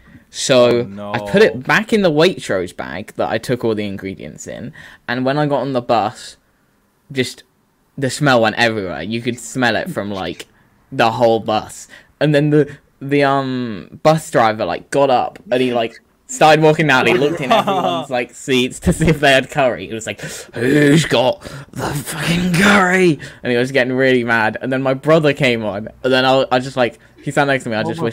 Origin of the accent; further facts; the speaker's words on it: Wales, United Kingdom; born there; I wasn't actually born in England. I was born in Wales.